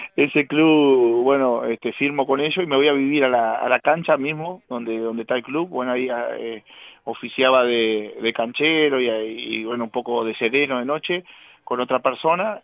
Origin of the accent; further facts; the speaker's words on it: Casablanca, Paysandú, Uruguay; jugué en Casablanca acá, mi pueblito, este, pasé a San Félix, que era más cerca de Paysandú, terminé en Independencia y Estudiantil en, en Paysandú mismo